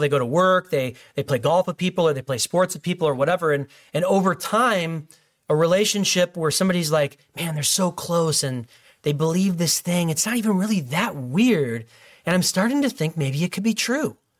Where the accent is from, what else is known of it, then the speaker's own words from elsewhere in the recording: Illinois, United States; In my home state